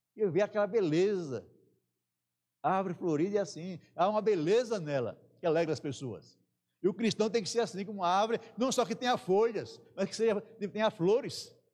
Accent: Northeast Region, Brazil; moved away; No Nordeste, na minha terra, a gente tinha mania de armar a rede

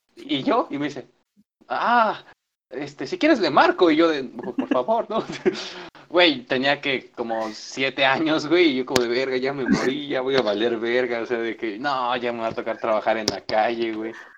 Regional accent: Michoacán, Mexico; yo soy de Michoacán

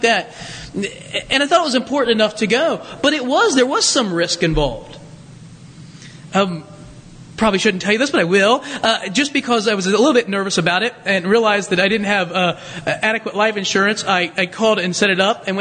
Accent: United States; I love the United States of America. This is my home, my country, a patriot. I love it. I love being an American.

